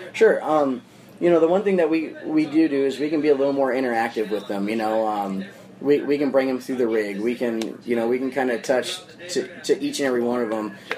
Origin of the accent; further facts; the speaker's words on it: Phoenix, Arizona, United States; I'm here from Phoenix, Arizona. Yeah. Um, this is our home hometown.